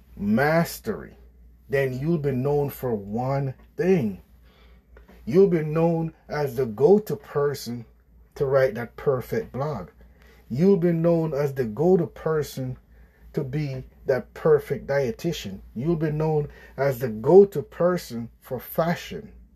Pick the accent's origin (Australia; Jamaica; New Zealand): Jamaica; I grew up in Jamaica with my parents on a farm.